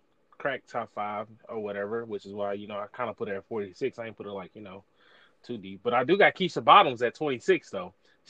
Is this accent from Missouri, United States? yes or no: yes; St. Louis, Missouri, United States; I'm from St. Louis